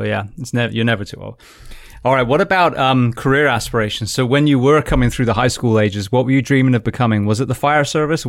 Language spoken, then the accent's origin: English; England, United Kingdom; moved away; also born or lived in Anaheim; I always said the good thing about being English is there were so many British nicknames